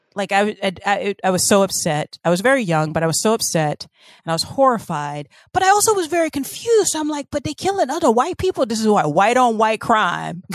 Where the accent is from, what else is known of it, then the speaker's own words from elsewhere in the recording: the South, United States; growing up in the South